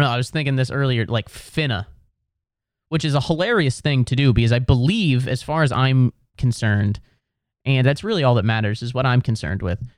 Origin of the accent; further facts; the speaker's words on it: Midwest, United States; I'm from the Midwest where we don't have accents.